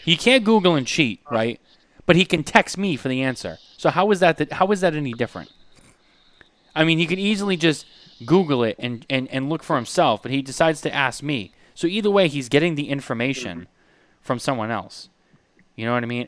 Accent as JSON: {"language": "English", "town": "Boston", "region": "Massachusetts", "country": "United States", "tie": "born or raised there", "said": "I remember growing up in Boston"}